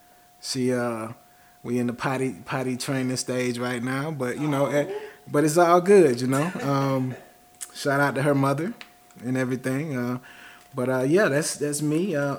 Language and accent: English; Georgia, United States; I'm from Georgia. I'm Georgia through and through.